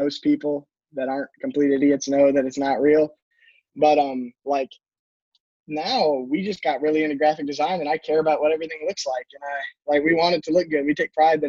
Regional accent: Cleveland, Ohio, United States; moved away; I'm from Cleveland, Ohio. I don't live there anymore

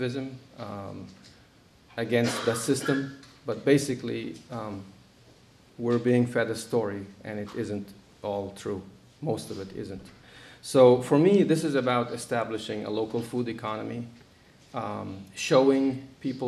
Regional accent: Egypt; moved away as an adult; now in United States; I was born in Egypt, but I've been here since I was 18

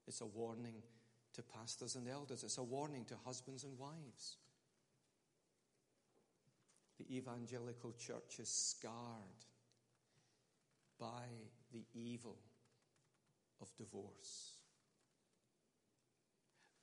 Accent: Scotland, United Kingdom; I'm Scottish.

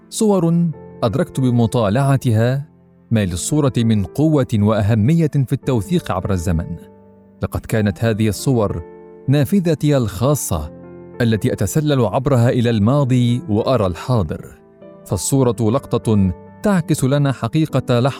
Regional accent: Palestine; also born or lived in Beirut, Lebanon; انا الفلسطيني المولود في بيروت من اب قضى جل عمره بين السجون والمنفى وام فلسطينيه ولدت لاجئه في لبنان انا المتنقل بين عواصم الارض وسائح في الشتات من لبنان لسوريه لليمن لتونس لمصر وانتهاء بغزه

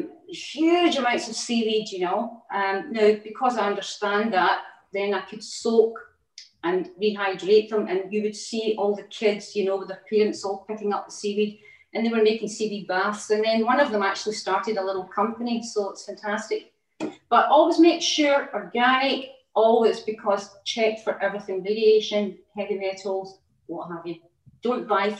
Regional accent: Scotland, United Kingdom; moved away as an adult; also born or lived in Outer Hebrides; now in England, United Kingdom; I'm a Scottish person, right? So we had a lot of seaweed in our diet as well. Up in the Outer Hebrides

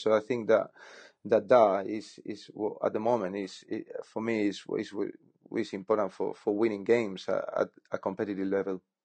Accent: Spain; moved away as an adult; also born or lived in Netherlands; now in England; I'm from Spain

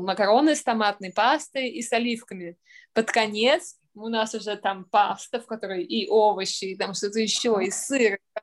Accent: Saint Petersburg, Russia; moved away as an adult; also born or lived in Sweden / Austria / London / Tokyo; Я из Петербурга, родилась в Ленинграде

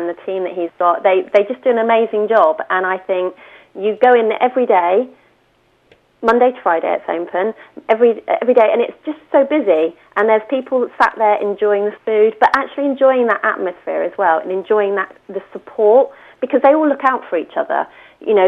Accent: Winton, United Kingdom; I grew up in the Winton Corps

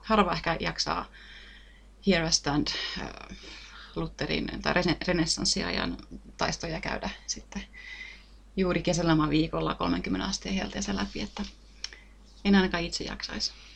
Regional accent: Lahti, Päijät-Häme, Finland; itse mä oon tuolta Lahdesta kotoisin

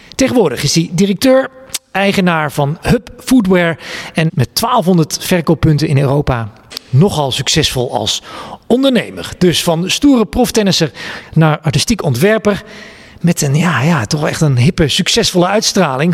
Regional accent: Twente, Overijssel, Netherlands; Ik, ik ben een jongen uit Twente.

